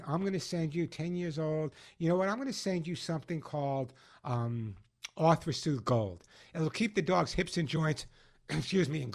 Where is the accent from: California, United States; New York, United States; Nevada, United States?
New York, United States; Oceanside; I grew up in Oceanside